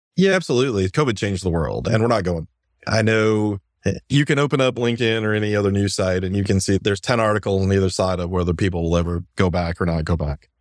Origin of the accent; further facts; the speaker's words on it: Iowa, United States; now in Virginia, United States; Growing up in Iowa